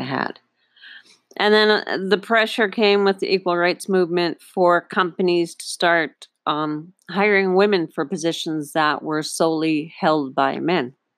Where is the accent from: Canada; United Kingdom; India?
Canada; Northern Ontario; now in Panama; I was raised in Northern Ontario, Canada